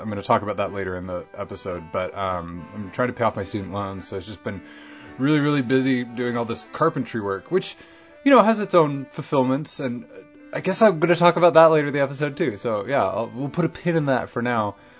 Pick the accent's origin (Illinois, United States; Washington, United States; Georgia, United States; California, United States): Washington, United States; Bellingham; born or raised there